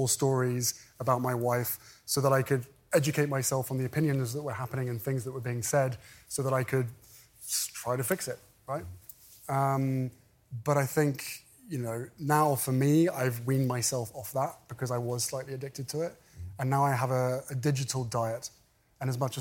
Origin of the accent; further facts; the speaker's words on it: United Kingdom; moved away as an adult; now in California, United States; We fled my home country.